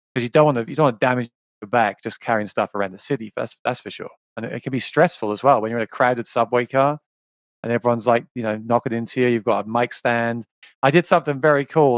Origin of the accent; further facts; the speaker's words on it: South East England, United Kingdom; moved away as an adult; now in New York, United States; I was born in, in England, in the south, southeast of England, in the countryside